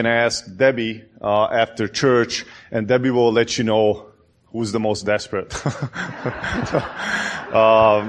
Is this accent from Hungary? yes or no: yes; Hungary; moved away; I'm from Hungary